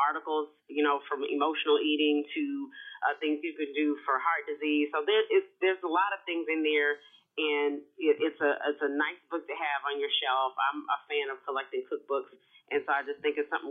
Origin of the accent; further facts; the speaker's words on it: Houston, Texas, United States; I'm from Houston, Texas. I'm a Southern girl.